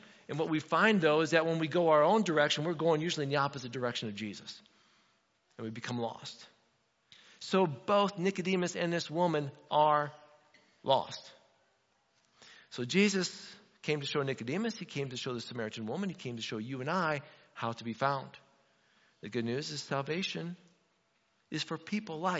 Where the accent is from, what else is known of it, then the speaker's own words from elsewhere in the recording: Indiana, United States; moved away; I'm from Indiana